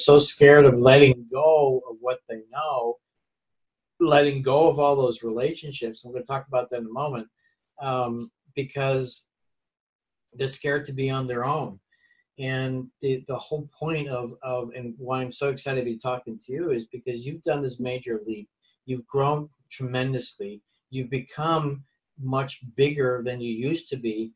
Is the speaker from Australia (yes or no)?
no; Netherlands; now in United States; I'm also an immigrant. I came from Holland.